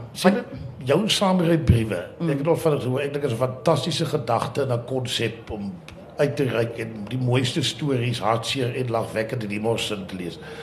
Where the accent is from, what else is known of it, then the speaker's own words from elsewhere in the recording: Karoo, South Africa; ek wat in die Karoo groot geword